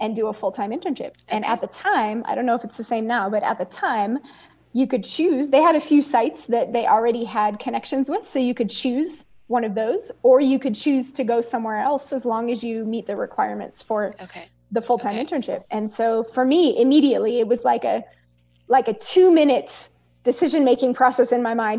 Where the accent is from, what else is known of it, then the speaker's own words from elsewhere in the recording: Oakland, California, United States; also born or lived in Castro Valley, California / Soweto, South Africa; growing up in East Oakland and ministry in East Oakland